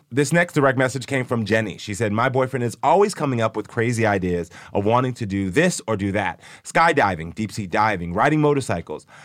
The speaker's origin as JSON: {"language": "English", "country": "Jamaica", "said": "I'm Jamaican, so, you know, when I take Ian to Jamaica all the time"}